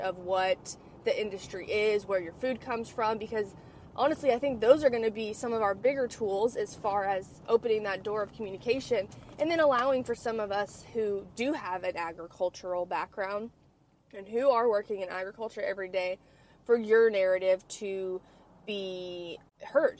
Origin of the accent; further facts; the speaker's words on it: California, United States; now in Texas, United States; I'm from California and I live in Texas